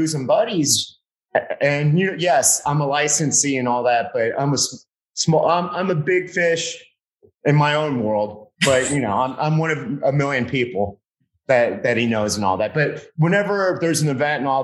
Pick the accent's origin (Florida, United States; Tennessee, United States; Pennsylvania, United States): Florida, United States; Miami; I grew up in Miami